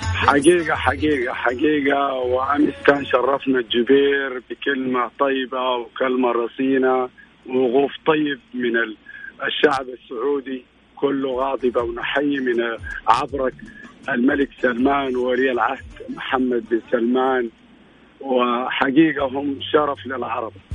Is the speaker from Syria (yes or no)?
no; Khartoum, Sudan; انا من الخرطوم من آه، حي الازهري